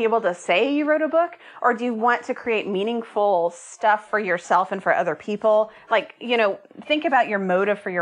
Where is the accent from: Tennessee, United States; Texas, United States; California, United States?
Texas, United States; Austin; moved away as an adult; also born or lived in Oregon; I'm from Austin, but I hadn't lived here in a decade